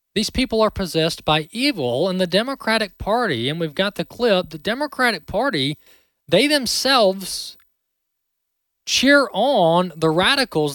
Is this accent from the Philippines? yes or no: no; Mississippi, United States; Mississippi, my home state here in Mississippi